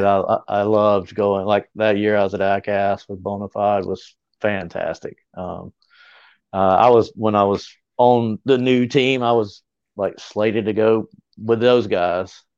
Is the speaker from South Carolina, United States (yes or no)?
yes; Greer, South Carolina, United States; my hometown, which is Greer